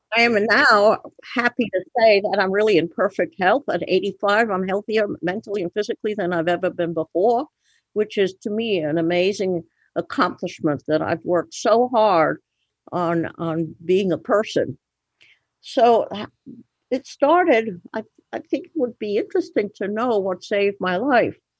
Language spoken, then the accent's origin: English; Antwerp, Flanders, Belgium; moved away; I was born in Antwerp, Belgium